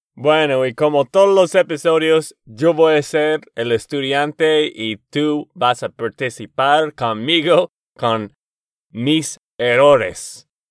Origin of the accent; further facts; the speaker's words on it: Texas, United States; de Texas, Estados Unidos